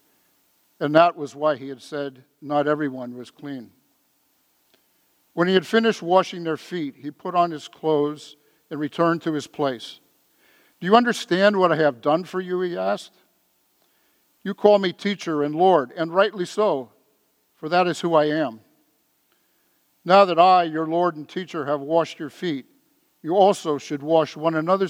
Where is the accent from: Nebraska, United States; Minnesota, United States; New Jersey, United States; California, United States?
California, United States; San Francisco; When I was growing up in San Francisco, I was an altar boy, St. Monica's Church out in the Richmond District